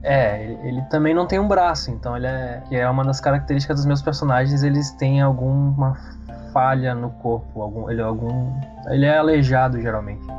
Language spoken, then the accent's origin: Portuguese; São Luís, Maranhão, Brazil; now in Porto Alegre, Brazil; Eu sou do, de São Luís do Maranhão, mas vivo em Porto Alegre, Rio Grande do Sul